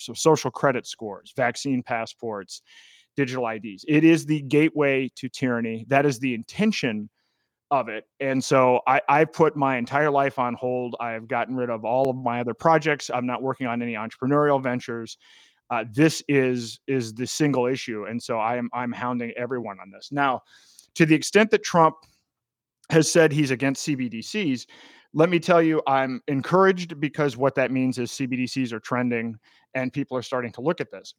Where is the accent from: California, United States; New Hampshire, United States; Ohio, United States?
New Hampshire, United States; my home state of New Hampshire